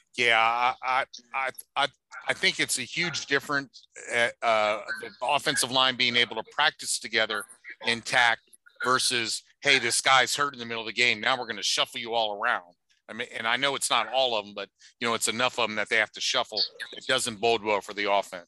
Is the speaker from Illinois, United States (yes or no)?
no; New Orleans, Louisiana, United States; moved away as an adult; now in Indianapolis, United States; I'm from New Orleans